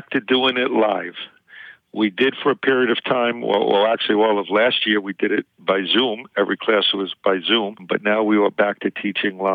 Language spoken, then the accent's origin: English; Queens, New York, United States; I'm from Queens.